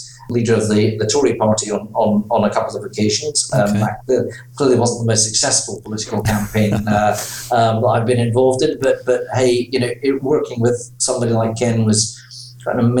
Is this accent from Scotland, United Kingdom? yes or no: yes; Aberdeen, Scotland, United Kingdom; moved away as an adult; also born or lived in St Andrews; now in London, United Kingdom; I was born in Aberdeen. I was educated in Aberdeen and in St Andrews, so we're educated pretty much in Scotland